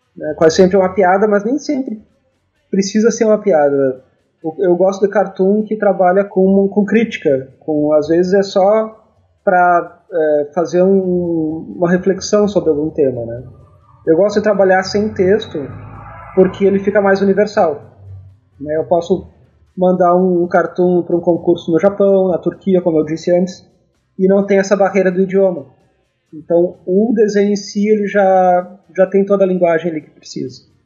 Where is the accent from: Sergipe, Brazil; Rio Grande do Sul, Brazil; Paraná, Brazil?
Rio Grande do Sul, Brazil; Rosário do Sul; now in Porto Alegre, Brazil; eu sou do Rio Grande do Sul, moro em Porto Alegre, mas nasci no interior, em Rosário do Sul